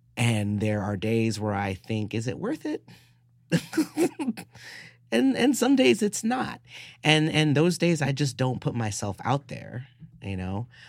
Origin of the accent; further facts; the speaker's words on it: New York City, New York, United States; I was a, a nerdy, scrawny kid growing up in the South Bronx